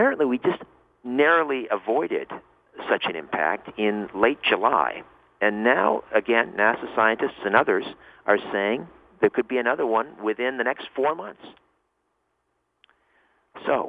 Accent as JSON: {"language": "English", "country": "Canada", "said": "I'm a Canadian boy"}